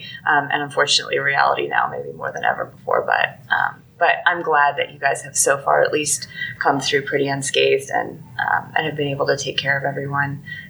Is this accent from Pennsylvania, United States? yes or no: yes; Pennsylvania, United States; I'm from Pennsylvania. We don't disaster plan in Pennsylvania.